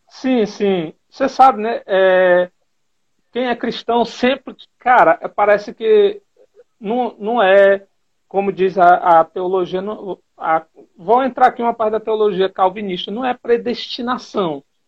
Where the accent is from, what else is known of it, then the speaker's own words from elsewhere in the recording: Teresina, Piauí, Brazil; moved away as an adult; now in Juazeiro do Norte, Brazil; eu sou natural de Teresina, mas ultimamente eu estou residindo em Juazeiro do Norte, Ceará